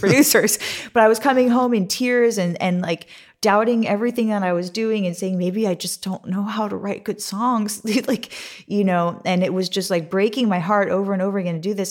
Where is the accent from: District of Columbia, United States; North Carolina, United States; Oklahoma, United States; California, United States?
California, United States; Santa Monica; I'm, I'm from Santa Monica, California.